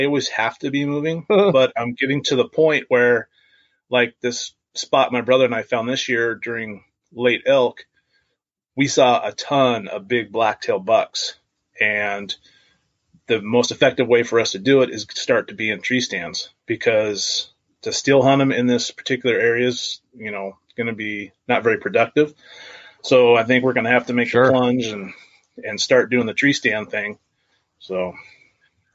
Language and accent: English; Washougal, Washington, United States; also born or lived in Klamath, Washington; I live here in Klamath, Washington. And grew up in Washougal